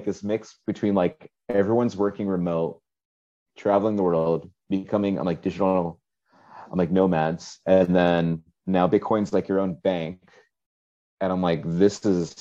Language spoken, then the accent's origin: English; Ohio, United States; now in Miami, United States; me growing up in Ohio.